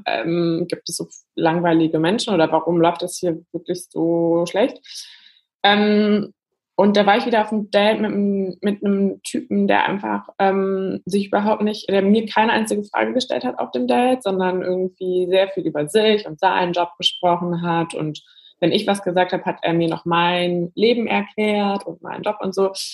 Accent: Germany; now in Berlin, Germany; ich komme aus der Eifel, so eine Stunde von Köln. Also wirklich, es war zwar eine Stadt, aber eher sehr dörflich aufgewachsen

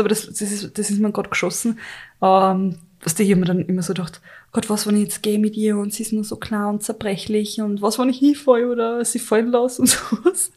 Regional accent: Carinthia, Austria; ich bin ja in Kärnten aufgewachsen und wir waren wirklich in einem Dorf

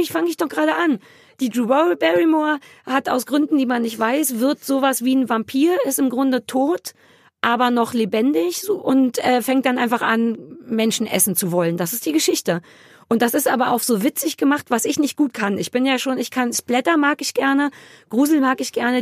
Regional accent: Berlin, Germany; für mich als Berliner

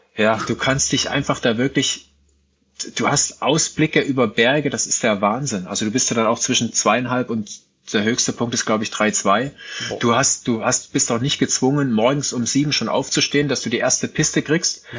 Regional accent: Ore Mountains, Saxony, Germany; ich bin ja im Sibirien des Ostens aufgewachsen, im Erzgebirge

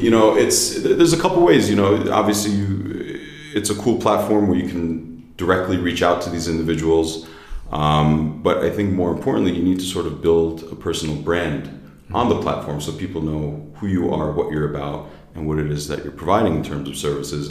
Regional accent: United States; accent: American; moved away as an adult; also born or lived in New Jersey / New York; now in Berlin, Germany; I'm from the United States, born and raised in New Jersey. I grew up in New York

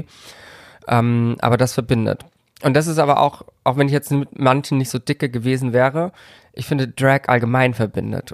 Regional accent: Karlsruhe, Baden-Württemberg, Germany; Ich komme aus Karlsruhe

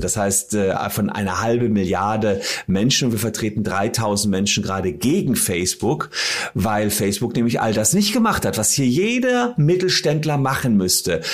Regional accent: Gevelsberg, North Rhine-Westphalia, Germany; in meiner Heimatstadt Gefelsberg

